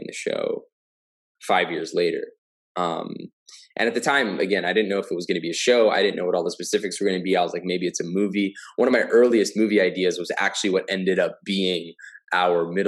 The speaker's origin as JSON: {"language": "English", "region": "New Jersey", "country": "United States", "tie": "born or raised there", "moved": "as an adult", "lives_now": "Los Angeles, United States", "said": "I grew up in Jersey."}